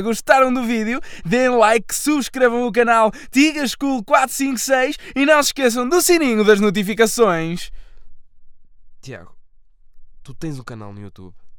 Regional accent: Portugal; Somos portugueses.

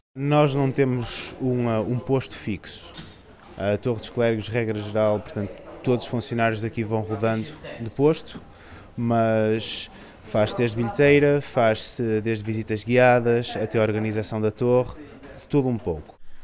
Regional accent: Vila do Conde, Norte, Portugal; eu não sou do Porto, sou de Vila do Conde

